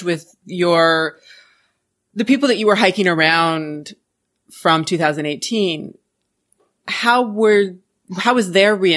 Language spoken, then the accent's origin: English; United States; also born or lived in Portland, Oregon; I'm originally from Washington